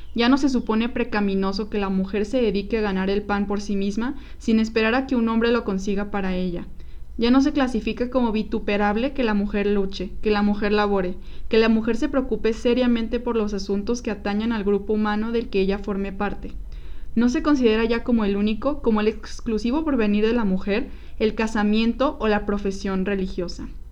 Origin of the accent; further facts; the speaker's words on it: Mexico; tenemos que conocer como mexicanos